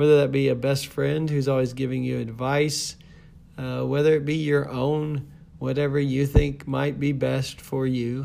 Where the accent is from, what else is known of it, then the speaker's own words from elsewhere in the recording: Lubbock, Texas, United States; I was born in Lubbock, Texas